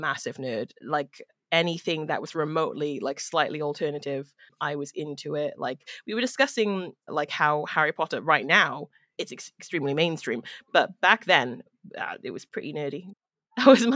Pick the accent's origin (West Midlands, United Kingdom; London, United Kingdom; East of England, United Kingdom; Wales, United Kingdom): Wales, United Kingdom; Cardiff; I'm originally from Cardiff in Wales, which is in the UK